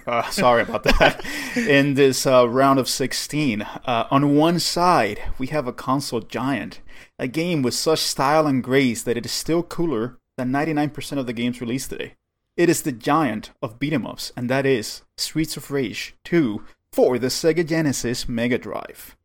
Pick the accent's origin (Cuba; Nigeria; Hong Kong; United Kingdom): Cuba; moved away; I grew up in Cuba